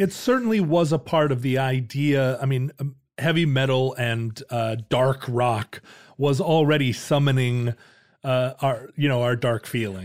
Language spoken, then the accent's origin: English; Alaska, United States; growing up in Alaska, we had the outdoors to play